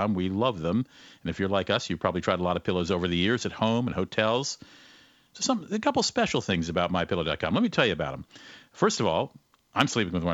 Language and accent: English; Cleveland, Ohio, United States; also born or lived in Athens, Ohio; I'm from Cleveland